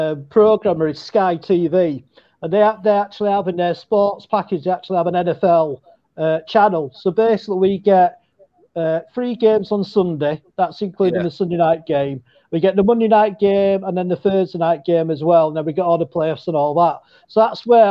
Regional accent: England, United Kingdom; as English

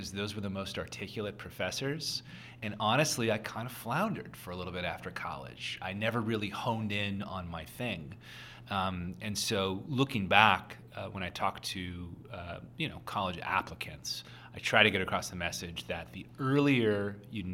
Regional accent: Oklahoma, United States; I'm from Oklahoma

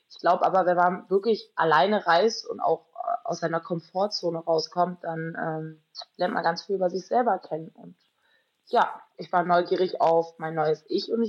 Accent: Berlin, Germany; Ich komme direkt aus dem Zentrum. Das heißt, ich habe viel mit dem Party- und Nachtleben zu tun. Und ähm, ich glaube, in Berlin kann man halt einfach viele verschiedene Lebensstile führen.

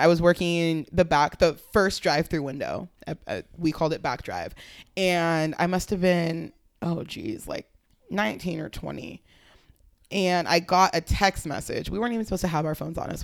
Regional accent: Fremont, California, United States; also born or lived in Oakland; I grew up, I lived in Fremont. I was born in Oakland

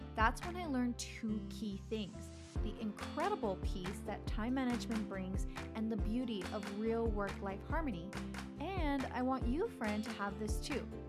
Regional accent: Laredo, Texas, United States; my hometown, Laredo, Texas

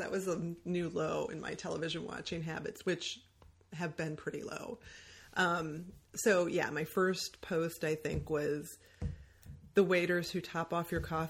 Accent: Michigan, United States

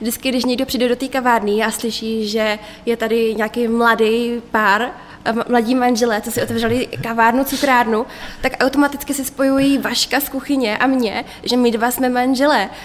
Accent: Prostějov, Olomouc Region, Czechia; já jsem se narodila v Prostějově, mm-hmm. uh, takže okolí Olomouc a tak to je můj domov.

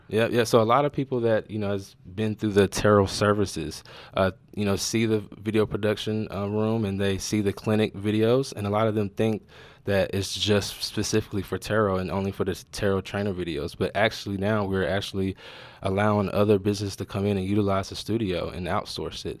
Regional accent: North Carolina, United States; also born or lived in Wilson, North Carolina / Charlotte, North Carolina / Creston, Iowa; now in Iowa, United States; I'm from North Carolina. I was born in a small town called Wilson, North Carolina. Then I moved to a little bit bigger city, Charlotte, North Carolina

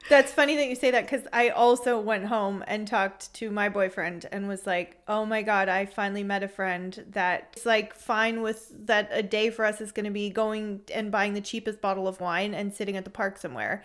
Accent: San Francisco Bay Area, California, United States; moved away as an adult; now in Freiburg, Germany; I'm from the San Francisco Bay Area originally

